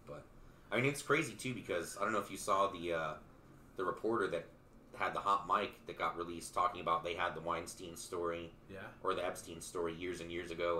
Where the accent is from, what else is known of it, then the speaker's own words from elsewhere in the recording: Albuquerque, New Mexico, United States; moved away; Albuquerque worked out just because that's my hometown.